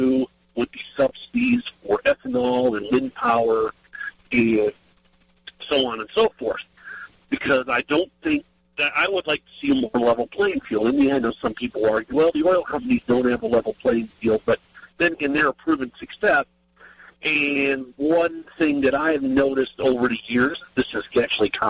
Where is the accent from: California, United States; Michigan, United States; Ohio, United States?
Ohio, United States; moved away as an adult; now in Maryland, United States; I actually am from Ohio originally. I moved down here in 2004 to Maryland, but I'm from Ohio originally